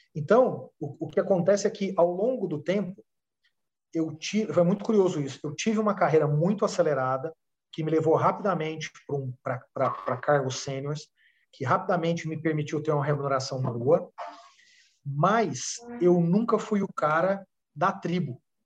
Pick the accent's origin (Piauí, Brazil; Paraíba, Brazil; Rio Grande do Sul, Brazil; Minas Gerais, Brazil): Minas Gerais, Brazil; Uberaba; moved away as an adult; now in São Paulo, Brazil; saí de Uberaba, Minas Gerais, quando eu tinha 20 anos, vim para São Paulo